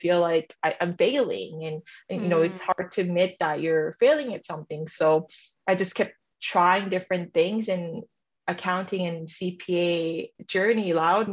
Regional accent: Canada; also born or lived in South Korea; I'm Korean Canadian, and … is the name I gave myself when I came to Canada

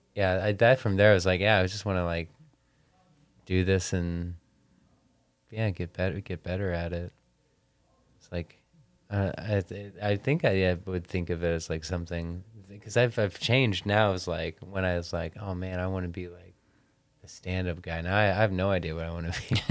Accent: Nebraska, United States; moved away; I'm from Nebraska

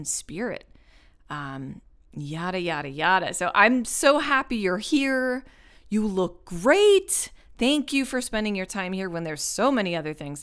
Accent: Long Island, New York, United States; also born or lived in France; growing up on Long Island to like Jewish parents and grandparents

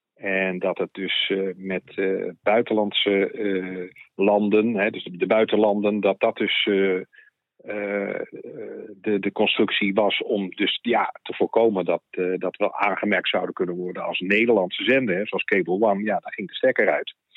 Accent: The Hague, South Holland, Netherlands; in Den Haag, waar ik vandaan kom

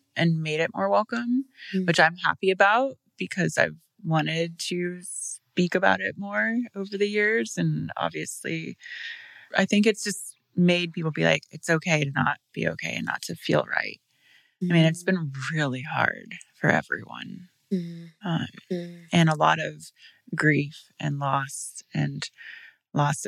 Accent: Peru, Indiana, United States; I'm from Peru, Indiana.

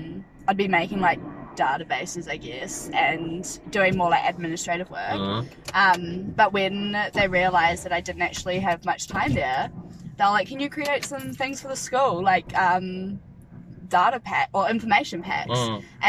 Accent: Martinborough, Wellington, New Zealand; from Martinborough.

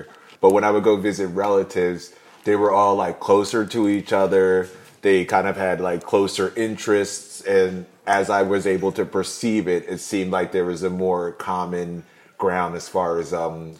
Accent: Mount Laurel, New Jersey, United States; when I was growing up in Mount Laurel

